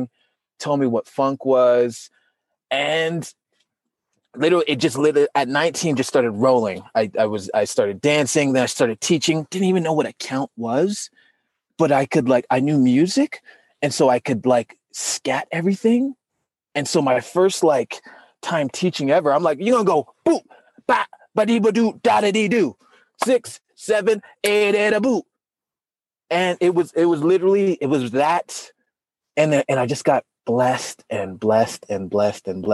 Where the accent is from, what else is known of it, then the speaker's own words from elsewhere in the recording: Salt Lake City, Utah, United States; I'm from Utah, Salt Lake City, Utah